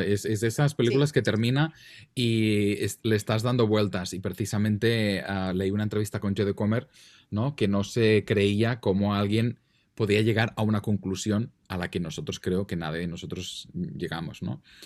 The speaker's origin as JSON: {"language": "Spanish", "region": "Catalonia", "country": "Spain", "accent": "Catalan Spanish", "said": "yo español catalán, o sea, yo tengo un acento ya que está ya en la estratosfera"}